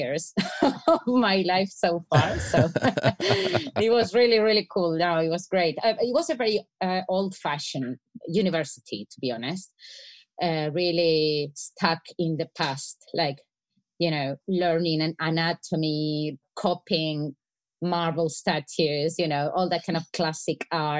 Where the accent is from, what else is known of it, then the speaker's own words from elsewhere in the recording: Spain; I'm from Spain.